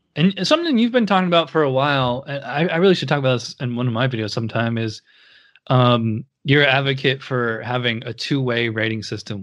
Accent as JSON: {"language": "English", "town": "Schenectady", "region": "New York", "country": "United States", "said": "I'm from Schenectady, so I'm right on the other side of the line"}